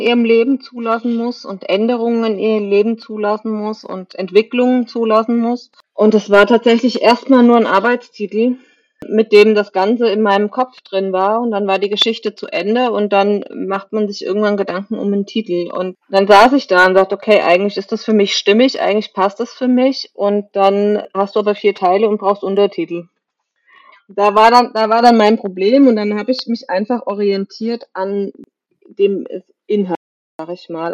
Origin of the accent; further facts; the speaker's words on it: Kaiserslautern, Rhineland-Palatinate, Germany; bin geboren in der Nähe von Kaiserslautern, bin in Kaiserslautern in die Schule gegangen